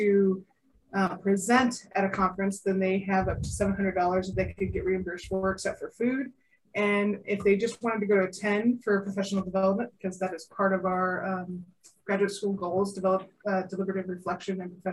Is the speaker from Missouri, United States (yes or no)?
no; Omaha, Nebraska, United States; I'm from Omaha